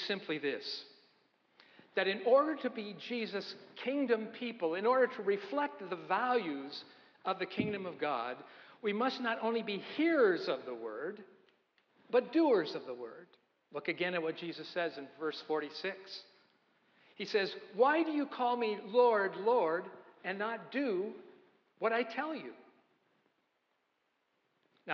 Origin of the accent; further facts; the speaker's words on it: Idaho, United States; now in Newburyport, United States; I said, "I'm from Idaho."